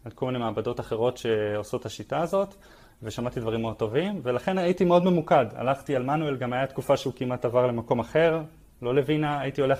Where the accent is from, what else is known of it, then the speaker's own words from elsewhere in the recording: Tel Aviv, Tel Aviv District, Israel; also born or lived in Hod HaSharon / Netanya; אה, אני גדלתי בתל אביב ובהוד השרון. דווקא בתקופה עם דוד שלי היינו, גרנו עוד בנתניה, עברתי הרבה מקום.